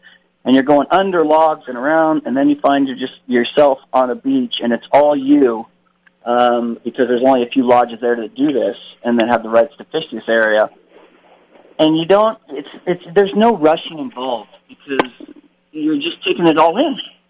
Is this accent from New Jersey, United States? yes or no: no; Southern California, United States; also born or lived in Sierra Nevada; I grew up in the Sierras. You know, I grew up in Southern California